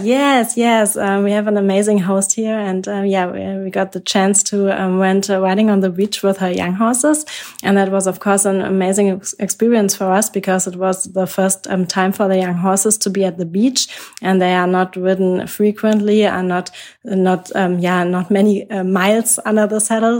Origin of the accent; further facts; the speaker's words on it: Germany; I'm from Germany